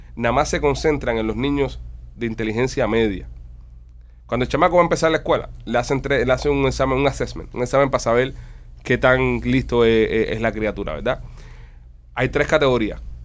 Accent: Cuba; así como somos nosotros los cubanos

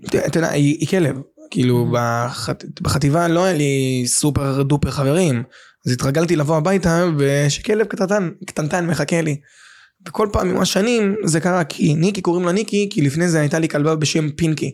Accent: Bat Yam, Tel Aviv District, Israel; גדלתי בבת ים

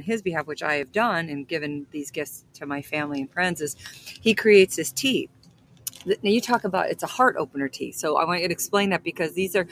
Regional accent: Texas, United States; my brothers would catch these big frogs because I'm from Texas

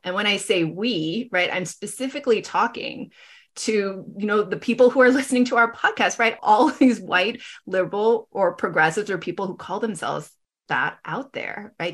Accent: Los Angeles, California, United States; now in Bay Area, United States; I grew up in Los Angeles, you know, in a predominantly white and Asian community.

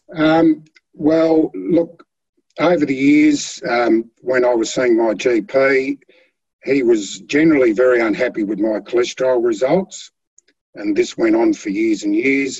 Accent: Flinders Island, Tasmania, Australia; i was born on Flinders Island. I've um, been a country boy most of my life, or through my youth anyway.

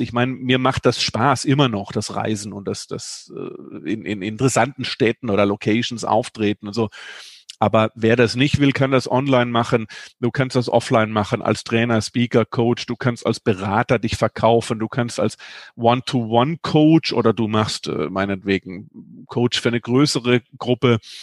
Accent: Germany; ich bin ja ein Kind des Bodensees

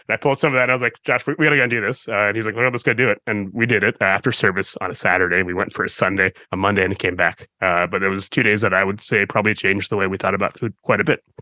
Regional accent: Midwest, United States; I'm from the Midwest

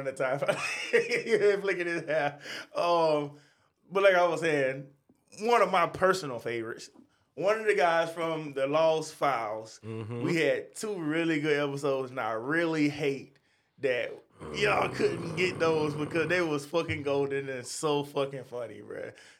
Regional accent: New York City, New York, United States; Yeah. I'm from New York.

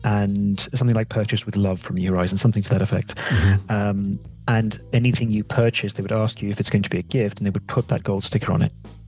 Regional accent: Sierra Leone; He stayed in West Africa. That's why I was brought up in Sierra Leone as a result.

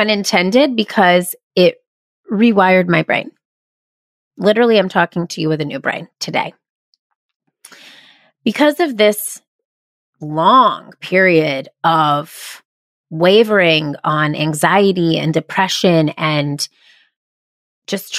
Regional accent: Georgia, United States; also born or lived in South Carolina; when I was 8 years old, I moved from my hometown in South Carolina to another town in Georgia

